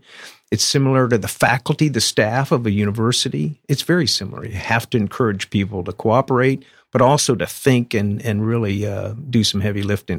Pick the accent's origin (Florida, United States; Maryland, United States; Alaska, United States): Florida, United States; Winter Haven; moved away; It's great to be back in Winter Haven, my hometown.